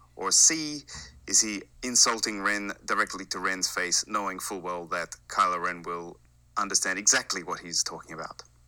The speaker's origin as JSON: {"language": "English", "country": "Australia", "also_born_or_lived": "Japan", "moved": "yes", "lives_now": "Sweden", "said": "I am living in Sweden, but, uh, like your boy Steel Saunders, I am originally from Australia"}